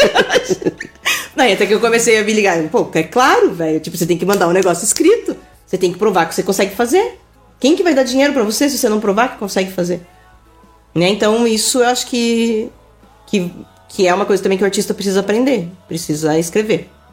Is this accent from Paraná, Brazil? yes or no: yes; Araucária, Paraná, Brazil; vivi a vida inteira no Manuel Bandeira